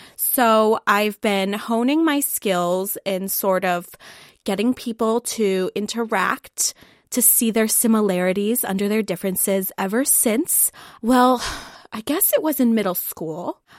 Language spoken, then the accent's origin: English; Columbus, Ohio, United States; I am from Columbus, uh, Columbus, Ohio, um, not any of the other Columbuses